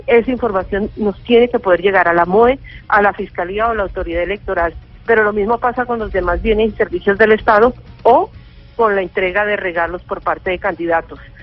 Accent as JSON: {"language": "Spanish", "town": "Cali", "region": "Valle del Cauca", "country": "Colombia", "also_born_or_lived": "Bogotá", "said": "yo soy caleña"}